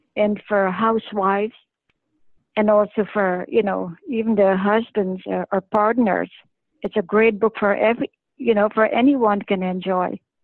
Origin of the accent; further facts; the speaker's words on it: Canada; I'm a Canadian